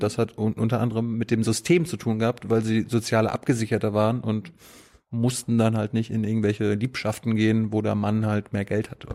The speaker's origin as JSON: {"language": "German", "region": "Mecklenburg-Vorpommern", "country": "Germany", "moved": "yes", "lives_now": "Berlin, Germany", "said": "Als ich äh, vom Dorf nach Berlin gekommen bin, die, das erste Jahr war echt so, hm, die Menschen sind ja auch ganz anders mhm. als äh, bei mir. Ich komme aus MacPom"}